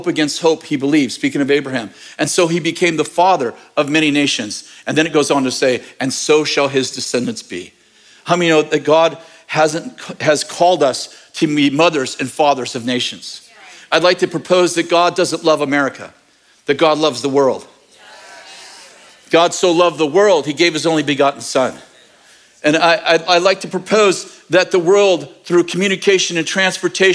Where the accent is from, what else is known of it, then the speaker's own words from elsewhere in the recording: United States; I'm an American and intensely patriotic